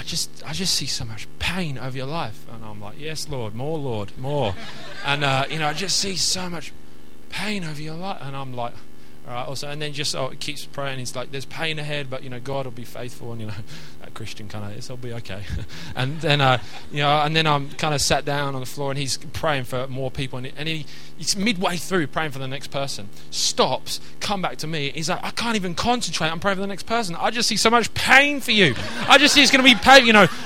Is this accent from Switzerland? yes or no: no; England, United Kingdom; And so we're from England, so sandy beach is a sandy beach.